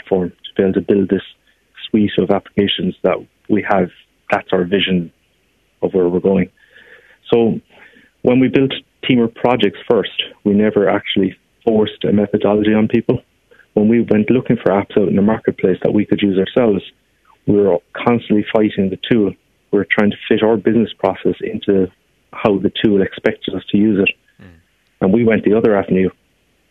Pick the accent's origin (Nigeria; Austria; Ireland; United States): Ireland; Glanmire, Munster; I'm from Glanmire in Cork. I mean, we are both educated in Cork